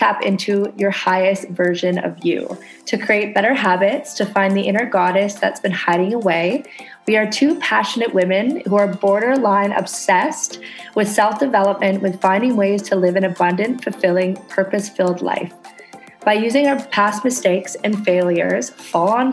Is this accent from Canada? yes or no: yes; Canada; now in Indonesia